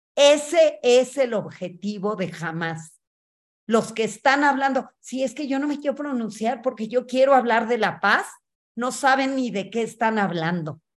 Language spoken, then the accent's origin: Spanish; Mexico; soy mexicana, judía, feminista